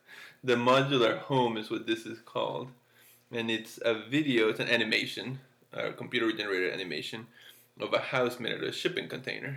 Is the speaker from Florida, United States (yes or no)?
yes; Florida, United States; I grew up in Florida when there's only one season